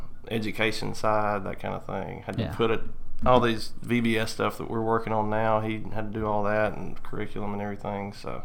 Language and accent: English; Louisiana, United States; also born or lived in Monroe / Baton Rouge / Pineville; Well, see, that's where my family's from. I was born in Monroe, Louisiana. And then we moved around. We lived like Baton Rouge, Pineville, all over the state, kind of.